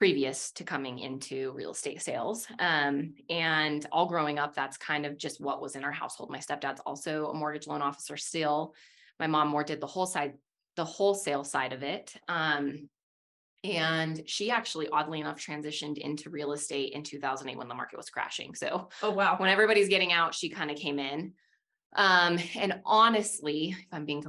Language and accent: English; West Jordan, Utah, United States; also born or lived in Salt Lake City; I actually grew up in West Jordan specifically, and well, moved around a lot